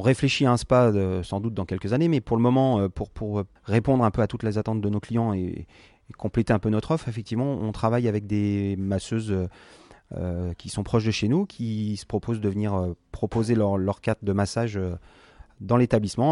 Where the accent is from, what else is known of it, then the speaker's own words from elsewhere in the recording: France; on est français